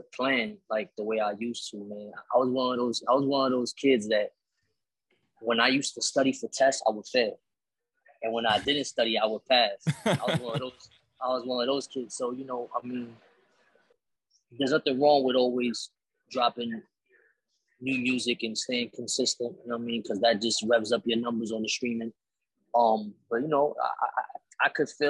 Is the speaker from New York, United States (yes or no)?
yes; New York City, New York, United States; growing up in Spanish Harlem